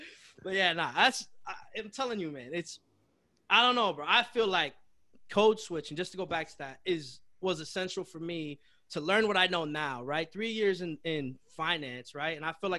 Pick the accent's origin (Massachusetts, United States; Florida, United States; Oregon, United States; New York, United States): Massachusetts, United States; Chelsea; I'm from Chelsea, Mass, bro